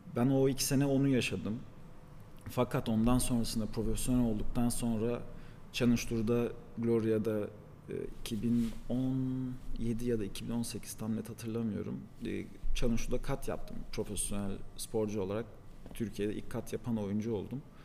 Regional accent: Paris, Île-de-France, France; also born or lived in Istanbul, Turkey; now in Antalya, Turkey; ben mesela Paris'te doğdum. Fransızca da biliyorum.

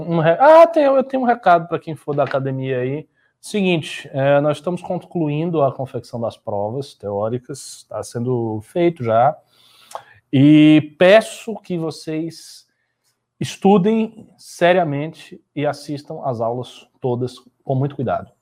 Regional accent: Brazil; nós somos brasileiros

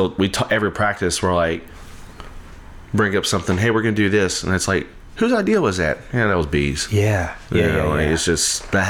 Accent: Iowa, Louisiana, United States; I'm from Iowa, and he was the band director at Iowa High School and at the middle school whenever I was in elementary school.

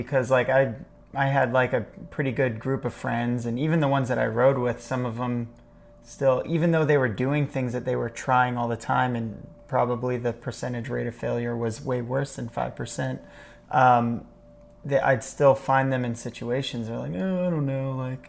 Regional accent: Austintown, Ohio, United States; now in State College, United States; So where we grew up in Austintown, it wasn't super bad.

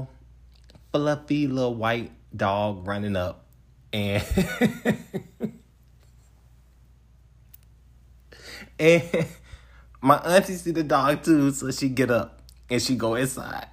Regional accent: Picayune, Mississippi, United States; also born or lived in Atlanta; I'm from this little small town called Picayune, Mississippi

